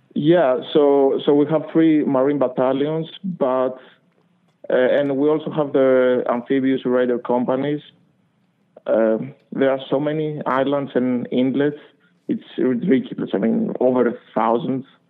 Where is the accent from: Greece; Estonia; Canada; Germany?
Greece; moved away as an adult; also born or lived in Boston; now in United States; So I grew up in Greece